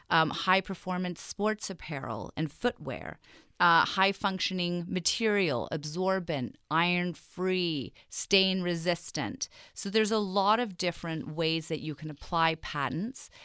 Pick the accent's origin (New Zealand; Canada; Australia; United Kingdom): United Kingdom; England; moved away; I grew up in England, and I went to very traditional British boarding school